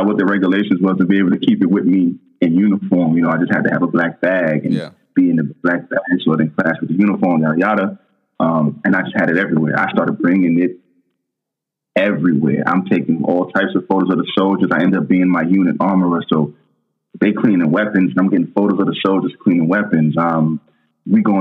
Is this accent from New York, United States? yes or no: yes; New York City, New York, United States; moved away; I'm a kid from Brooklyn